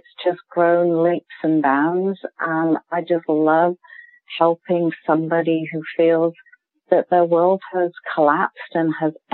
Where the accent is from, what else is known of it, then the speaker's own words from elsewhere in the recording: United Kingdom; accent: British; moved away as an adult; now in Canada; I am a British trained nurse. You can probably tell from the accent